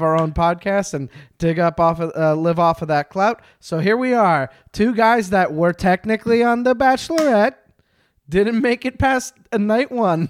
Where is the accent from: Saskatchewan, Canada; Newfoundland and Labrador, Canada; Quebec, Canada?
Quebec, Canada; I'm from Quebec